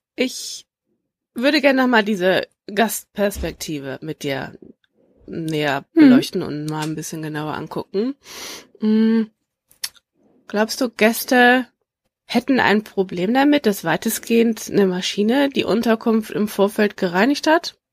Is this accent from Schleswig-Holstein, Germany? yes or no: yes; Schleswig-Holstein, Germany; ich komme aus Schleswig-Holstein